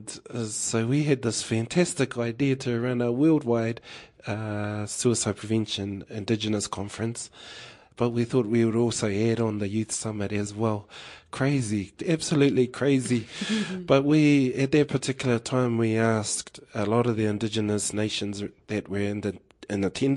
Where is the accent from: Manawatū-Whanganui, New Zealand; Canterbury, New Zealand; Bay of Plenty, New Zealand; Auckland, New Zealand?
Bay of Plenty, New Zealand; Rotorua; I was born and raised in Rotorua, and my hapū is Ngāti Pākehā, along with a raft of others in Te Aroha. I also have ngā puhi connections through Dad